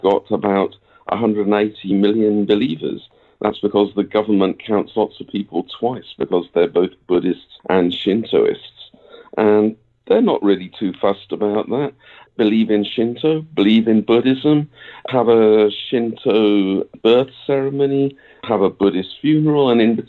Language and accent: English; United Kingdom; now in Japan; I'm a British guy, and I'm living in Japan